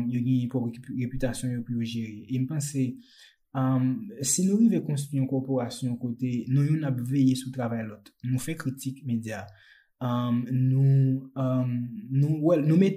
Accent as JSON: {"language": "Haitian Creole", "town": "Jérémie", "region": "Grand'Anse", "country": "Haiti", "tie": "born or raised there", "moved": "as an adult", "said": "mwen mèm mwen te Jeremie, uh, mwen fè Jeremie, mwen leve Jeremie jusqu'a 18 an."}